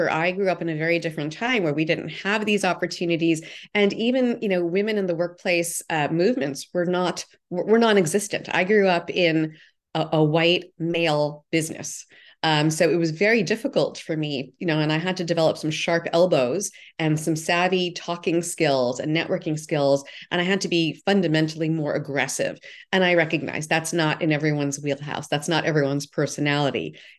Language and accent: English; New York, United States; I grew up in New York. I, my early part of my career was in New York